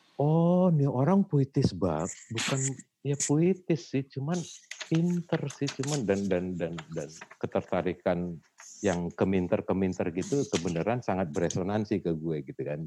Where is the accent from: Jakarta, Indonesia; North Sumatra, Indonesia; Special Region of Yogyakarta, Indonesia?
North Sumatra, Indonesia; Medan; gue datang dari Medan hmm. keluarga gue gua kecil di Medan gitu bertumbuh besar di Medan